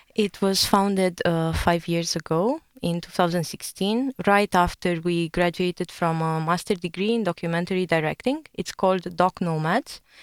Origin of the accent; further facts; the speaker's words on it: Romania; I'm from Romania